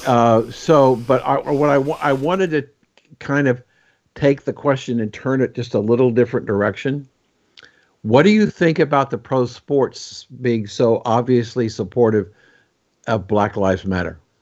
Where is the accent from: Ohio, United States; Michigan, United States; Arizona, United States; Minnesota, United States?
Ohio, United States; Columbus; I grew up in Columbus, Ohio, at Veterans Memorial